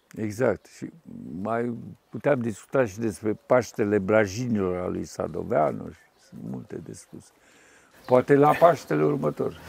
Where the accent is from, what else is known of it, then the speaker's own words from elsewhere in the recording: Suceava, Suceava County, Romania; am copilărit la Suceava